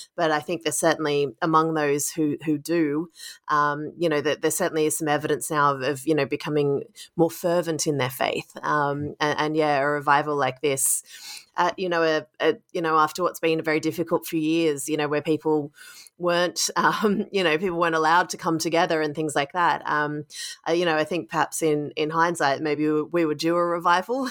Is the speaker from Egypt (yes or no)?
no; Sydney, New South Wales, Australia; now in United States / London, United Kingdom; my hometown of Sydney